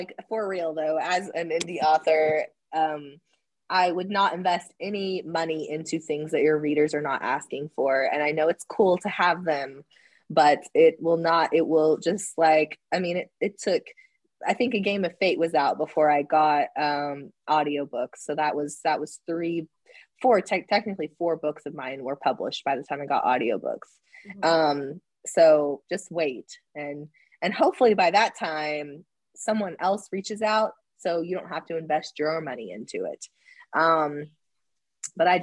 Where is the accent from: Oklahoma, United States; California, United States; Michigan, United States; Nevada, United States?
Oklahoma, United States; I'm from Oklahoma